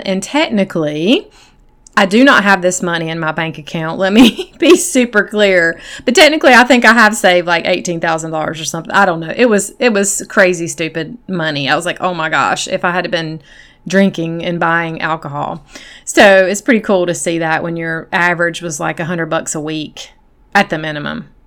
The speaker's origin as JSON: {"language": "English", "region": "South Carolina", "country": "United States", "tie": "born or raised there", "said": "I grew up in South Carolina in a Christian home."}